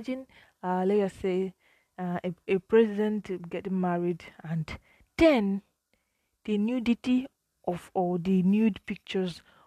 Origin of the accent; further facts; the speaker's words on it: Nigeria; as a Nigerian